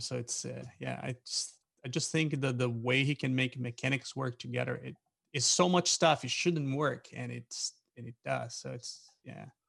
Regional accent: Brazil; moved away as an adult; now in Pennsylvania, United States; I live in, in Pennsylvania in US. I'm originally from Brazil, and I used to volunteer with a uh, with an organization, and so that's how I moved to US

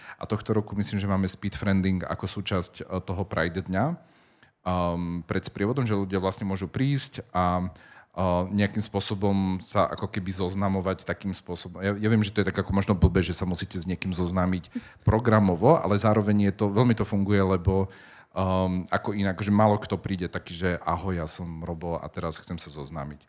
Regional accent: Spišská Nová Ves, Košice Region, Slovakia; moved away; also born or lived in Prague, Czech Republic / Bratislava; pochádzam zo Spišskej Novej Vsi

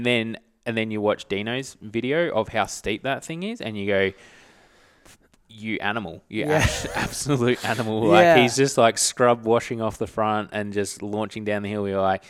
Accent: Australia; I'm Australian as.

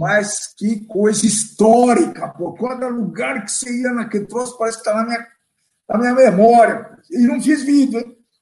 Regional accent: Brazil; eu sou brasileiro

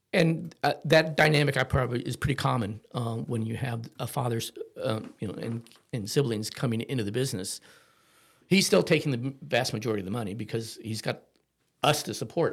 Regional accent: Cuyahoga Falls, Ohio, United States; moved away; also born or lived in Akron, Ohio; I was born in Akron, Ohio, so we were outside of Akron in a little town called Cahagga Falls

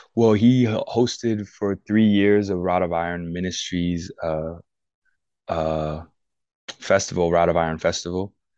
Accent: United States; I'm American through and through

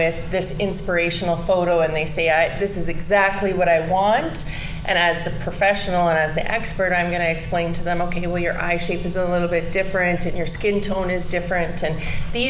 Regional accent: Saskatoon, Saskatchewan, Canada; moved away as an adult; now in Lloydminster, Canada; I grew up in Saskatoon, Saskatchewan

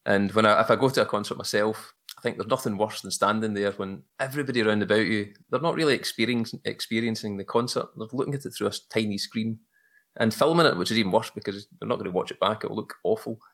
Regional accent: just outside Glasgow, Scotland, United Kingdom; accent: Glaswegian; I'm from Scotland, where the sun never shines, eh, just outside Glasgow

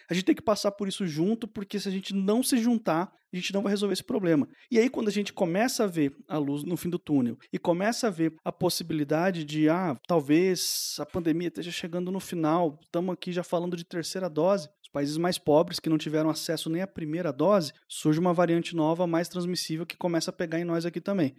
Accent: Brazil; Porque eu nasci e passei minha vida inteira aqui no Brasil

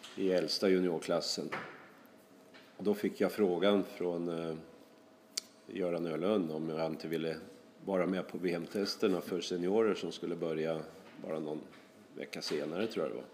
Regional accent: Sweden; now in Norway; jag känner mig väl eh, som en svensk i Norge

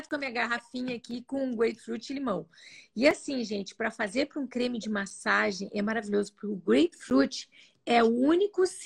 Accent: Italy; Eu, como sou italiana, adoro uma pizza.

